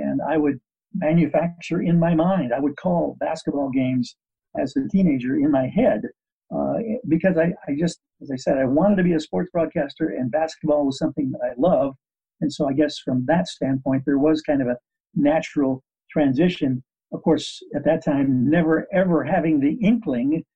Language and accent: English; Midland, Michigan, United States; born or raised there; moved away as an adult; also born or lived in Chico, California; now in Sacramento, United States